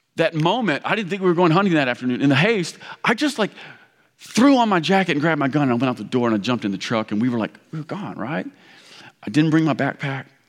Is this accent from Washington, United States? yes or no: no; Kentucky, United States; moved away; I grew up in Kentucky. This sounds like home